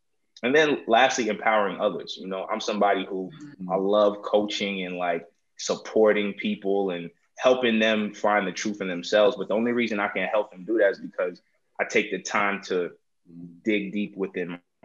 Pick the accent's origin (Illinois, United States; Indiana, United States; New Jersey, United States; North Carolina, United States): New Jersey, United States; also born or lived in New York; I'm New Jersey raised, but I'm New York made.